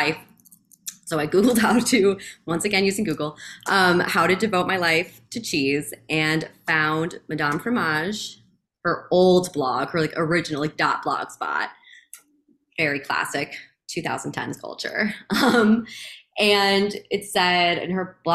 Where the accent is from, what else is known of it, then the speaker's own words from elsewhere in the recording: Chicago suburbs, Illinois, United States; the village where I grew up in the Chicago suburbs